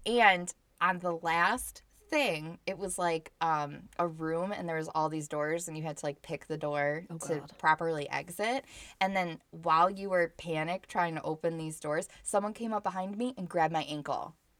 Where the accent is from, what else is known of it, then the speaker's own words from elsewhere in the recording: Michigan, United States; Except I grew up in Michigan, which is a lot. I mean, there's snow on the ground here today.